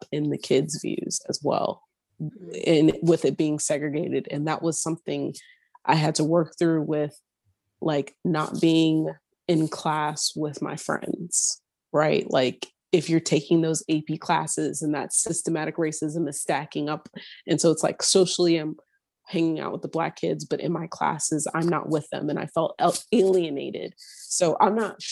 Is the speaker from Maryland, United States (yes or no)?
yes; Maryland, United States; My high school was super diverse, but Maryland is very segregated, which is my hometown.